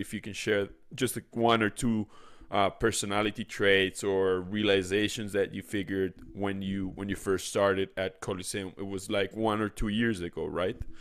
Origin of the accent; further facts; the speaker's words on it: Mexico City, Mexico; moved away; also born or lived in Israel; I was born in Mexico City, then I went to Israel, then I came back